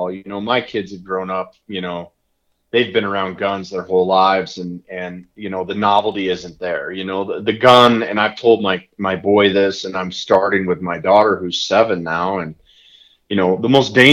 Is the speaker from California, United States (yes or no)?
no; Michigan, United States; Like I grew up in Michigan and I don't remember exactly, but I want to say that when I was a kid, you could take hunter's ed at 12 and you could hunt at 14 or something close.